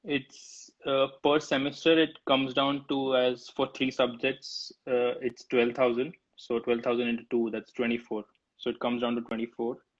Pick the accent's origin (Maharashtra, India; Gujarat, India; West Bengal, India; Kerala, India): Gujarat, India; Ahmedabad; moved away as an adult; now in United States; I'm from Gujarat, man. I'm from Ahmedabad, Gujarat